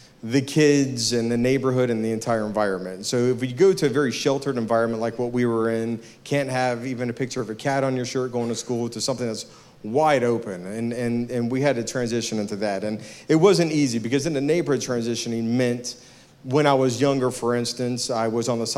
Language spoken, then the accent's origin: English; Virginia Beach, Virginia, United States; also born or lived in Norfolk, Virginia; now in Kernersville, United States; Actually born in Norfolk, raised in Virginia Beach, Virginia